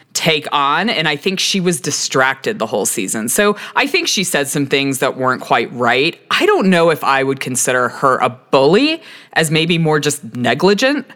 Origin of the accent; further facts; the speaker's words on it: Texas, United States; now in Colorado, United States; I'm originally from Texas